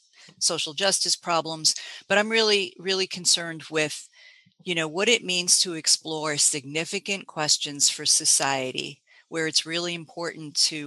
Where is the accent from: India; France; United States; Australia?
United States; Boston, Massachusetts; now in San Francisco, United States; I came from the Boston area.